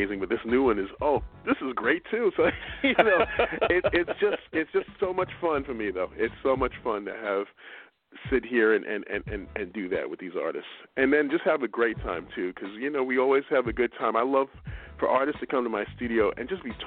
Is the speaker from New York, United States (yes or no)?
yes; New York City, New York, United States; also born or lived in Westchester; Born and raised in Brooklyn, New York